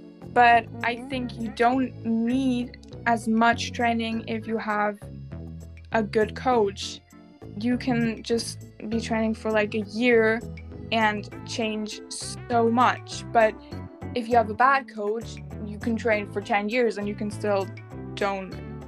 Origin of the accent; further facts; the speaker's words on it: United States; accent: American; I have never experienced that myself because my American accent is n